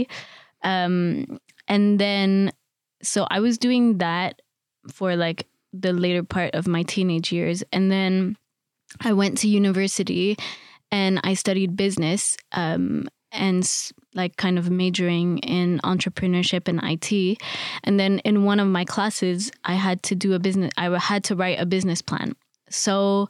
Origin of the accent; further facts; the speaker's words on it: Montreal, Quebec, Canada; moved away as an adult; also born or lived in Paris; now in London, United Kingdom; I'm originally from Montreal, Canada